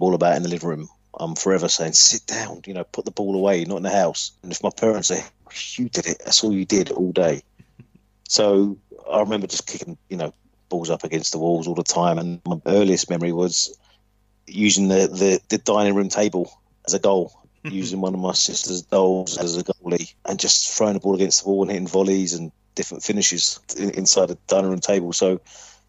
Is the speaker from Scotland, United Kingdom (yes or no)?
no; London, United Kingdom; I was brought up from North London, so there was only going to be one club, which was Arsenal.